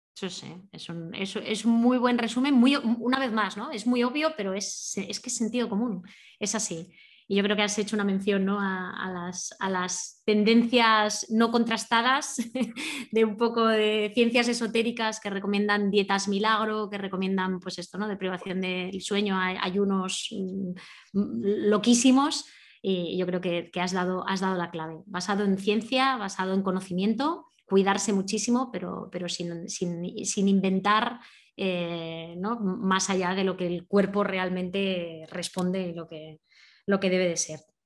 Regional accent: Asturias, Spain; moved away; soy más asturiana cada, cada, minuto que paso fuera de allí

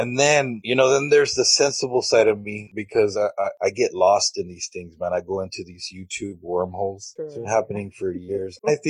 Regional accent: Mission, Texas, United States; Welcome to the Nerd Podcast. It's a pleasure to be here. I am from the Rio Grande Valley, Mission, Texas

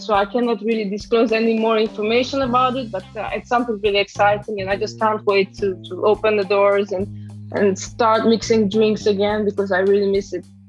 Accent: Transylvania, Romania; English is a second language; moved away as an adult; also born or lived in London, United Kingdom; now in Switzerland; I'm actually originally from Transylvania. Uh, I grew up there and I'm from a very small village in the mountainside

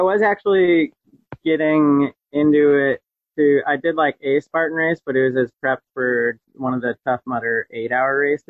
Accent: the Adirondacks, New York, United States; I grew up in the Adirondacks

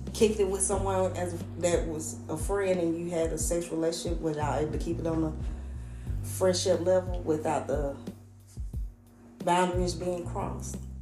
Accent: Atlanta, Georgia, United States; I'm from Atlanta.

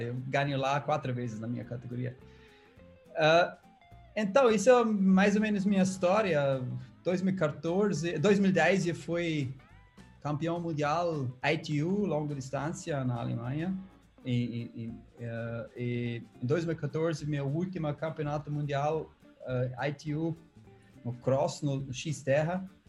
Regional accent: Austria; Portuguese is a second language; moved away as an adult; now in Brazil; Eu nasci uma um vale na Áustria que se chama uh, o Silicon Valley da Europa

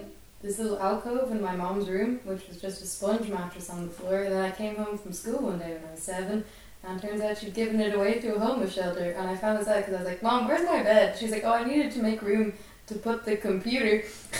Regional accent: Dublin, Leinster, Ireland; I am from Rathmines.

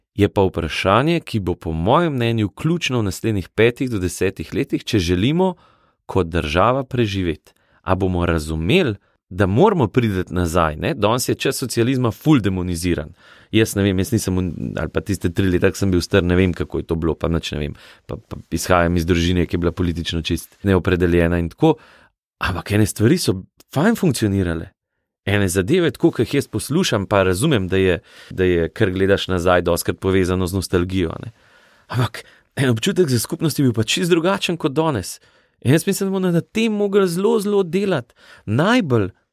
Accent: Valburga, Slovenia; also born or lived in Medvode; jaz sem smlejc oziroma iz Šentomprge, iz Valburge

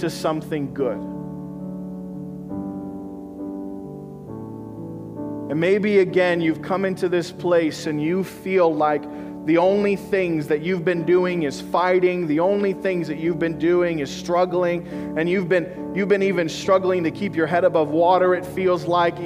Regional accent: Missouri, United States; moved away; I'm from Missouri

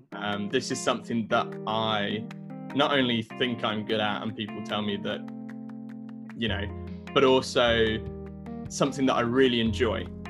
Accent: Brighton, South East England, United Kingdom; I grew up in Brighton, South Coast, England.

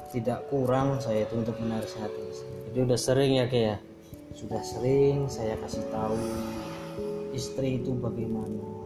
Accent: Java, Indonesia; saya ini kan orang Jawa.

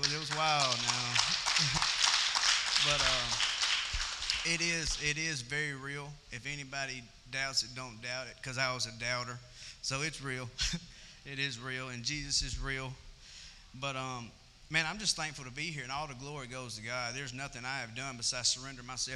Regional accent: Amory, Mississippi, United States; now in Columbus, United States; I was born in Amory, Mississippi. I stay in Columbus

